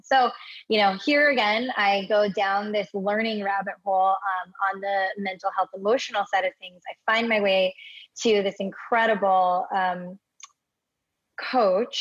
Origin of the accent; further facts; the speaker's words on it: Hawaii, United States; now in Los Angeles, United States; born and raised in Hawaii, actually, but find myself in Los Angeles, California now.